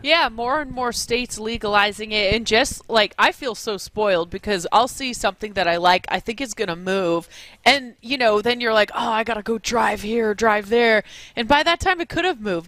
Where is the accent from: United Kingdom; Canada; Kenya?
Canada; I'm Canadian